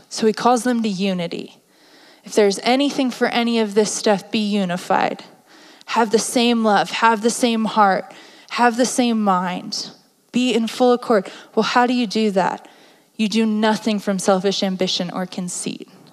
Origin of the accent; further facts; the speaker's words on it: East Coast, United States; My family is blunt, we're from the East Coast.